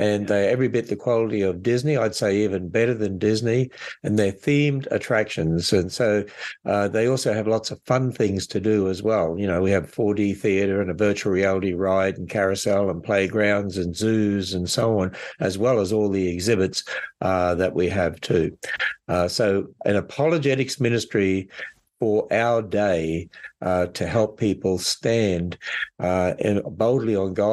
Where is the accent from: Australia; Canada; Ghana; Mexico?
Australia; accent: Aussie; also born or lived in Northern Kentucky, United States; now in Kentucky, United States; Originally, I come from Australia. And so that's why I hope I still have an Aussie accent